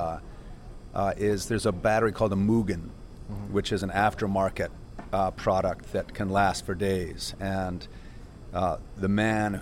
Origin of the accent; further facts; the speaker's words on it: Northeast, United States; growing up in the Northeast